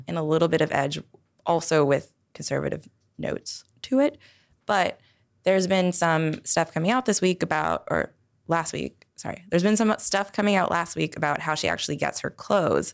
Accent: Toronto, Ontario, Canada; I'm from Toronto

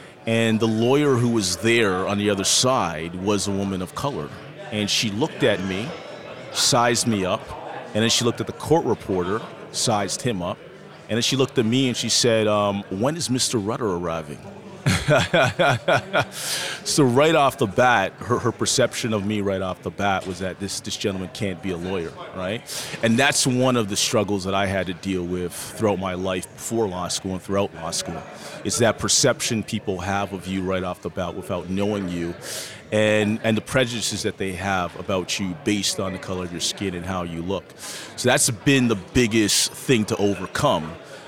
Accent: Toronto, Ontario, Canada; Yeah, so I'm born and raised in Toronto, Ontario, Canada. My parents immigrated to Canada from warm Barbados.

